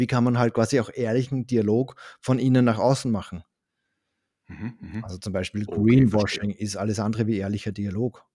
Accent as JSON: {"language": "German", "region": "Upper Austria", "country": "Austria", "tie": "born or raised there", "accent": "Austrian", "moved": "yes", "lives_now": "Düsseldorf, Germany", "said": "Ich habe aber in Österreich auch eine Wohnung ähm, in der Nähe vom See, wo ich aufgewachsen bin."}